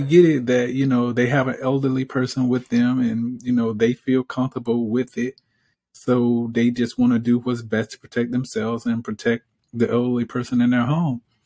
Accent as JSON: {"language": "English", "region": "Alabama", "country": "United States", "said": "I'm from Alabama"}